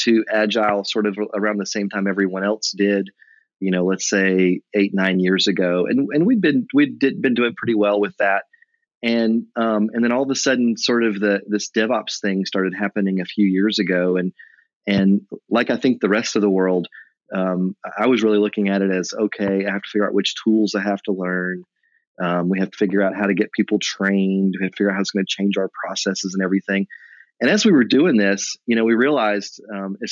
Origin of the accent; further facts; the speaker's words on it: Tennessee, United States; moved away as an adult; also born or lived in Nashville / Memphis / Knoxville; now in North Carolina, United States; I grew up next door in Tennessee. So I really grew up in Nashville and Memphis, but went to school in Knoxville